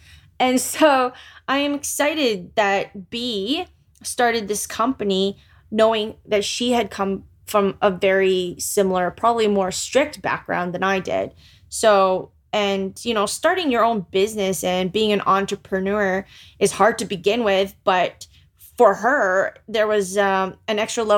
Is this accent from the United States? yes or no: no; Philippines; Growing up as a Filipino female or Filipina with a Roman Catholic mother, I believe sex was bad